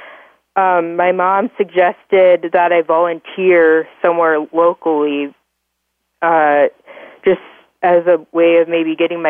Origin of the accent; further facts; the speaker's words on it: Orange City, Iowa, United States; I was born and raised in Orange City, Iowa